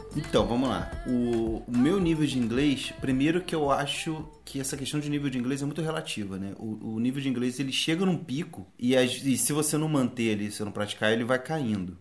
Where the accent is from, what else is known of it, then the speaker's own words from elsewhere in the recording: Brazil; eu morei minha vida toda no Brasil